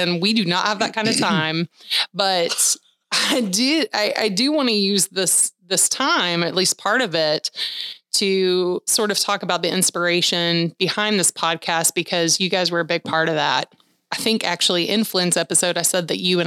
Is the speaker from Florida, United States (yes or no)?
no; Peachtree City, Georgia, United States; my hometown of Peachtree City, Georgia